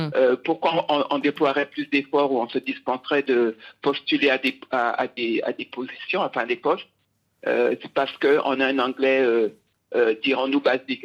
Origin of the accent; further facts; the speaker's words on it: Guadeloupe; also born or lived in England / New York, United States; now in Accra, Ghana; je suis euh, de Guadeloupe et euh, je n'ai pas eu peur d'aller vivre, en Angleterre 12 ans, 3 ans à New York et j'entame ma quatrième année au Ghana